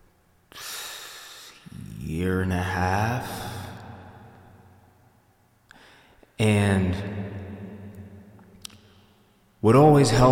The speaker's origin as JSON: {"language": "English", "town": "Yonkers", "region": "New York", "country": "United States", "tie": "born or raised there", "said": "I was born in Yonkers, New York, December 16th, 1992."}